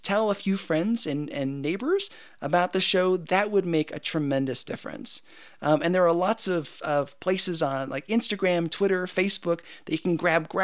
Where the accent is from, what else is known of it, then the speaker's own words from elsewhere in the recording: United States; I'm an American and I am super thankful to be an American